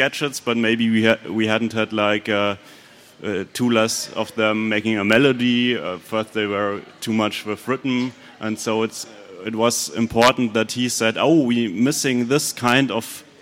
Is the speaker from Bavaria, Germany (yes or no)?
yes; Munich, Bavaria, Germany; also born or lived in Berlin; I'm from Munich, but I moved to Berlin for a few months to do that together with Robert